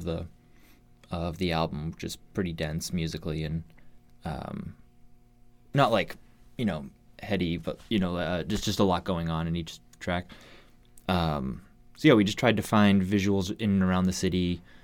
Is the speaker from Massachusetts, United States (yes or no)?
yes; Massachusetts, United States; moved away as an adult; now in Seattle, United States; I grew up in Massachusetts